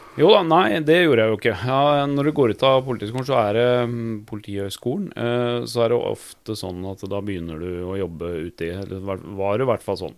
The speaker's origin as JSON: {"language": "Norwegian", "country": "Norway", "tie": "born or raised there", "said": "for oss som er født og oppvokst i Norge"}